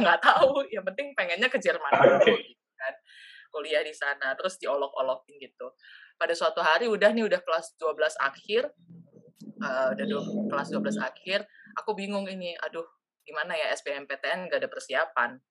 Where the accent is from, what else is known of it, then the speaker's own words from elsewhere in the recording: Samarinda, East Kalimantan, Indonesia; moved away as an adult; now in Samara, Russia; Aku dari Samarinda, Kalimantan Timur. Jadi aku orang Banjar.